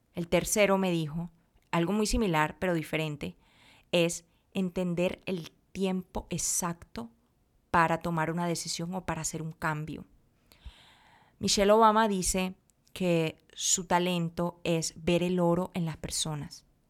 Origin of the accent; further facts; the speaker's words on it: Colombia; no soy de México, soy de Colombia, güey. Soy colombiana